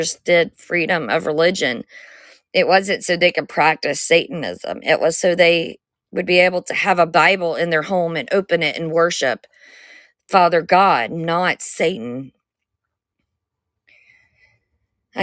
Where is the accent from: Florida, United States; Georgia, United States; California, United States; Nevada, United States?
Georgia, United States; I'm from Georgia